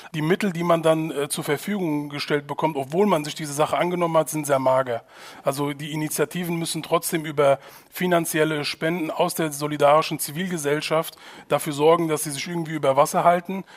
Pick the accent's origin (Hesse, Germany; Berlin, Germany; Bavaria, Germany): Hesse, Germany; Hanau; Ich bin äh, hier geboren in Hanau in, in Deutschland und ich bin hier aufgewachsen